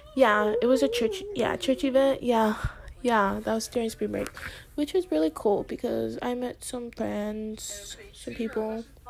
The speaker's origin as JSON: {"language": "English", "country": "United States", "tie": "born or raised there", "said": "I was born in America, but like, oh yeah, I am American"}